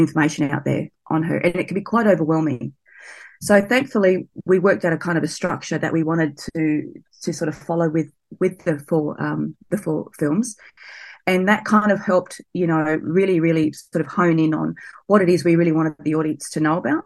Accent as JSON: {"language": "English", "town": "Sydney", "region": "New South Wales", "country": "Australia", "tie": "born or raised there", "said": "I grew up near Blacktown out at Western Sydney"}